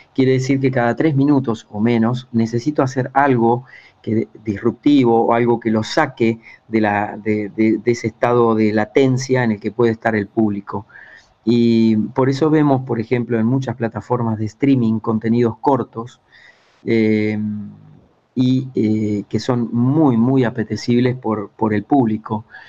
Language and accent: Spanish; Buenos Aires Province, Argentina; moved away as an adult; also born or lived in Ushuaia, Tierra del Fuego; Empecé en la radio de mi pueblo, en el interior de Argentina, unos 300 kilómetros al sur de Buenos Aires, eh, cuando tenía 8 años